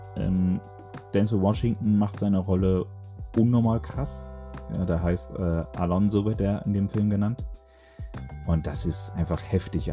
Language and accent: German; Dortmund, North Rhine-Westphalia, Germany; ich komme aus dem Pott, speziell aus Dortmund